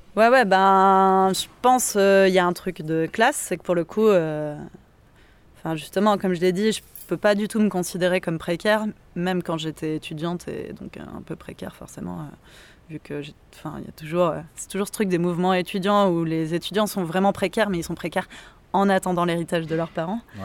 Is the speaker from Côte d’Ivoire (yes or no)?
no; Montpellier, Occitania, France; moved away; also born or lived in Paris; je viens de Montpellier